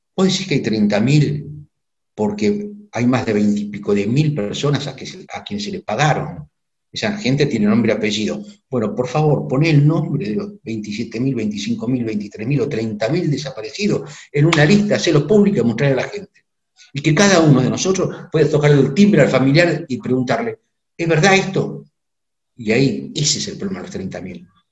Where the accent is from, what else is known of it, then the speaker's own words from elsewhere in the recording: Argentina; nosotros como argentinos